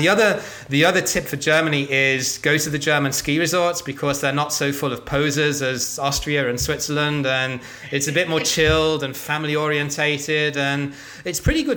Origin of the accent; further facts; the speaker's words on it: England, United Kingdom; moved away; as an Englishman